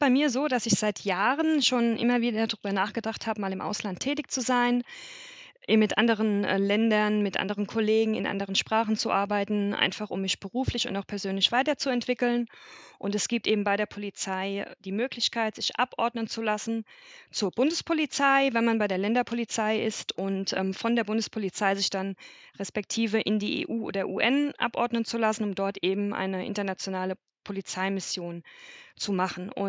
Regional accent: Limburg an der Lahn, Hesse, Germany; ich bin 36 Jahre alt, ich komme ursprünglich aus der Nähe von Limburg an der Lahn

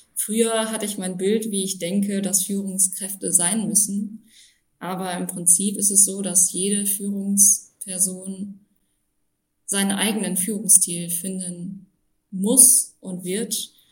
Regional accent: Düren district, North Rhine-Westphalia, Germany; moved away as an adult; also born or lived in Passau; bin im Kreis Düren in Nordrhein-Westfalen aufgewachsen, in einem kleinen Dorf mit 600 Einwohnern

